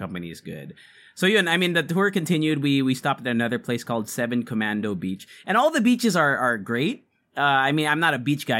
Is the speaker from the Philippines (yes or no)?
yes; Philippines; we're Filipino podcasters